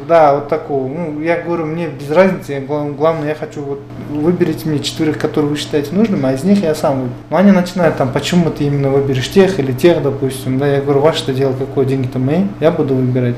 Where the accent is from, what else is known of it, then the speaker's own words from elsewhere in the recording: Koktuko village, Talas Region, Kyrgyzstan; есть школа в селе, где я жил, да, где я вырос, откуда я родом. Это село Коктуко